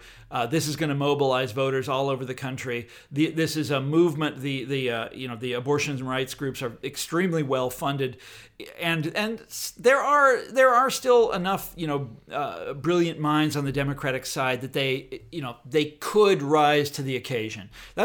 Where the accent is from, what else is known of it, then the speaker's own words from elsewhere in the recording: Midwest, United States; We're all from the Midwest. It's the easiest thing to see in the world. Where Whitney and I live, Kansas and Missouri